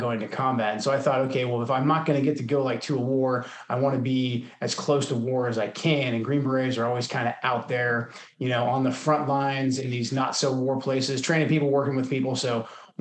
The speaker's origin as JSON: {"language": "English", "town": "Portland", "region": "Oregon", "country": "United States", "tie": "born or raised there", "moved": "as an adult", "said": "I'm from Portland, Oregon originally, which is like the most non-military place you can grow up."}